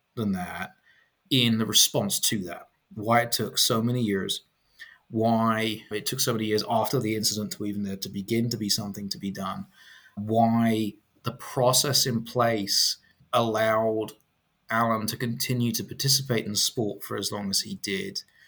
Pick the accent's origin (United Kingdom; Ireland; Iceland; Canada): United Kingdom; Chelmsford, East of England; moved away as an adult; also born or lived in London; now in United States; I'm from Chelmsford